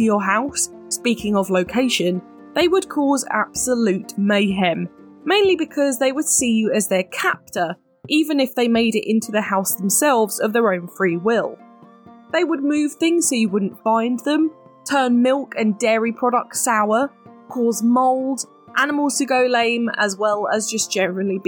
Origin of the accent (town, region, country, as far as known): United Kingdom